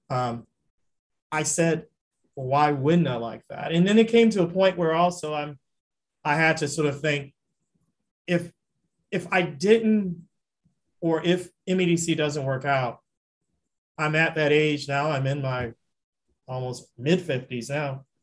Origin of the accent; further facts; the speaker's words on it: the South, United States; I loved Louisiana. I'm a Southerner.